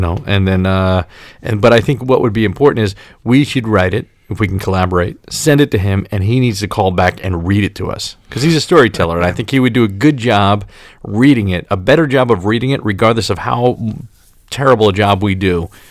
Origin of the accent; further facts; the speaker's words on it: New York City, New York, United States; also born or lived in Brooklyn; now in Middletown, New Jersey, United States; I was born and raised in Staten Island